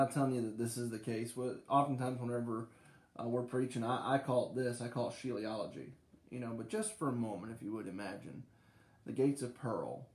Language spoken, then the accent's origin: English; Bay Lake, United States; moved away; I grew up in Bay Lake, where ain't and weren't and all of them were in the vocabulary and the dictionary